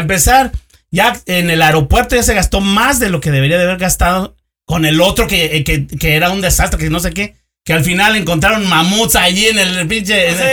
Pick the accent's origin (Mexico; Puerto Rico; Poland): Mexico; now in United States; yo también soy mexicano, güey. Sí. Yo no soy americano, eh, vivo acá, güey, pero eh, yo soy mexicano